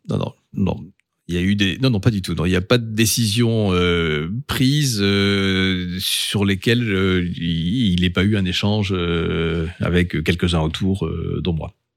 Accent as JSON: {"language": "French", "town": "Bordeaux", "region": "Nouvelle-Aquitaine", "country": "France", "also_born_or_lived": "Lyon", "moved": "yes", "lives_now": "Strasbourg, France", "said": "je suis bordelais, j'ai vécu à Lyon, mais mais les fidélités sont ici."}